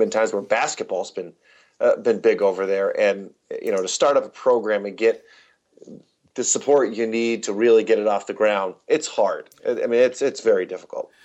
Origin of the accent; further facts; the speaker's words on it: Albany, New York, United States; I grew up just outside of Albany, New York